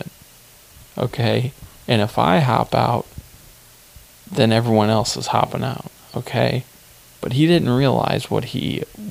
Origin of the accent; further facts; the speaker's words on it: Hillsboro, United States; where I'm from Hillsboro